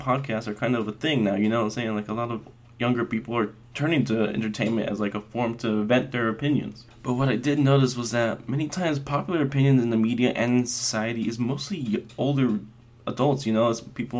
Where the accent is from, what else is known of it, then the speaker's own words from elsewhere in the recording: Las Vegas, Nevada, United States; I was actually born and raised in Vegas to a very proud Mexican family